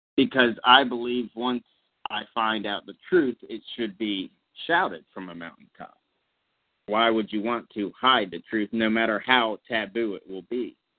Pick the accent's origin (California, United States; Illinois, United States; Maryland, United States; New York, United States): Maryland, United States; Southern; my hometown of Southern Maryland